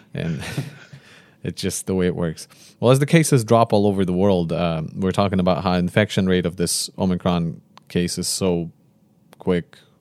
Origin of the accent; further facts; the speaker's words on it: Konotop, Sumy Oblast, Ukraine; moved away; I came from a region from Northeast